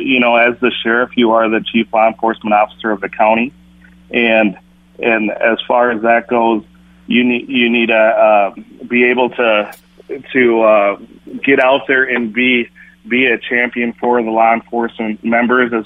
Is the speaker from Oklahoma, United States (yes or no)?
no; Minneapolis, Minnesota, United States; I grew up in Minneapolis, and that's my base, and that's where my family lives